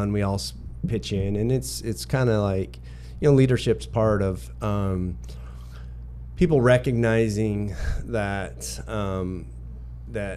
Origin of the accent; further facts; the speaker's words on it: Wyoming, United States; now in Houston, United States; my background growing up in Wyoming and growing up on a cattle ranch